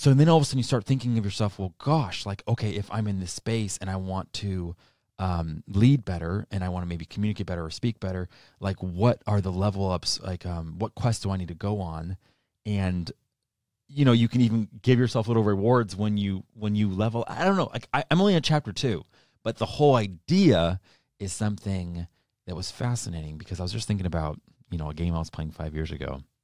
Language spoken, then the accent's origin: English; New Hampshire, United States; now in Arizona, United States; I grew up in New Hampshire and I moved here to Arizona